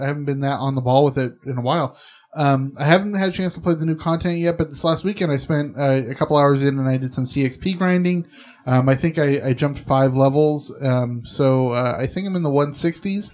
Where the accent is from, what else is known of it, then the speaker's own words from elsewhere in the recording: Southern California, United States; now in Northern California, United States; I live in Northern California. I grew up in Southern California.